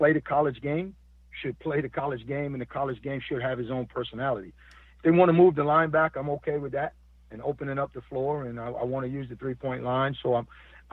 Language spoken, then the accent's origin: English; Buffalo, New York, United States; now in Atlanta, United States; I'm from Buffalo, New York